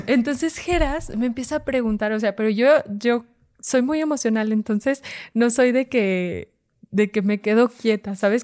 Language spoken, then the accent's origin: Spanish; Fresnillo, Zacatecas, Mexico; yo soy de Zacatecas, en Fresnillo, Zacatecas